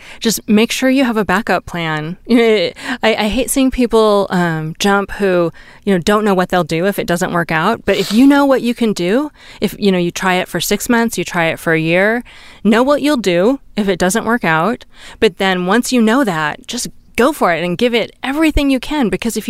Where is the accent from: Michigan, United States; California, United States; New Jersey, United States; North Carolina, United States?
California, United States; because I'm from Silicon Valley. That's how I think of myself, where I spent all my formative years.